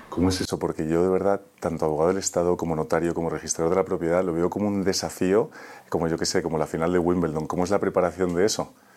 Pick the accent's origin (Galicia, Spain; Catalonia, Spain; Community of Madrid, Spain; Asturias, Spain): Community of Madrid, Spain; Madrid; yo que soy de Madrid